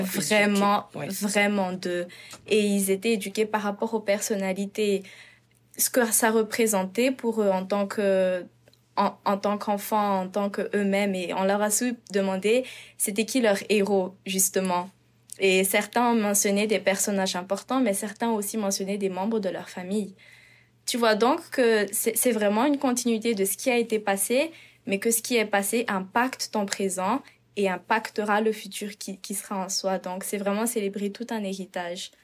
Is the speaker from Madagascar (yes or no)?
yes; Madagascar; moved away as an adult; now in Prince George, Canada; je viens de Madagascar. Euh, je suis arrivée au Canada, Prince georges il y a de cela deux ans.